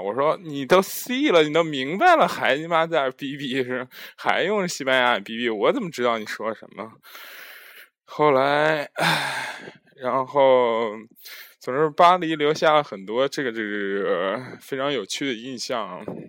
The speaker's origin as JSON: {"language": "Chinese", "country": "China", "said": "我们中国人都要去一下这拉巴叶啊"}